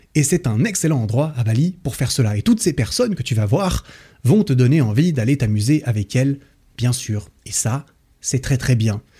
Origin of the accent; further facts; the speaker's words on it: Switzerland; chez moi, en Suisse